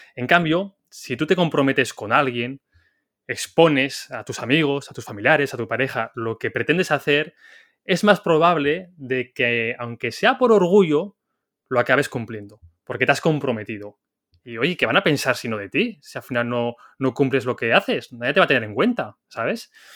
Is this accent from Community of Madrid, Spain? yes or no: no; Zaragoza, Aragon, Spain; yo soy de Zaragoza